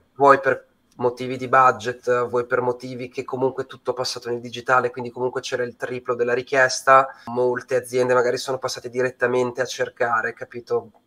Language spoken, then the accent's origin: Italian; Bologna, Emilia-Romagna, Italy; moved away as an adult; now in Milan, Italy; vengo da Bologna, ma ormai sono a Milano da 13 anni